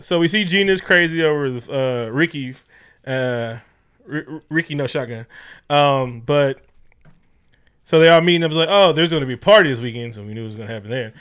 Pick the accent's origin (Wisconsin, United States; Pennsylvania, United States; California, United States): California, United States; Oakland; Growing up in Oakland